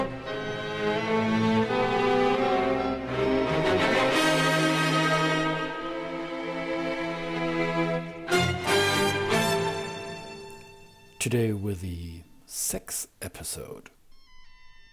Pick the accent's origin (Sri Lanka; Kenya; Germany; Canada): Germany; now in United States; I'm from Germany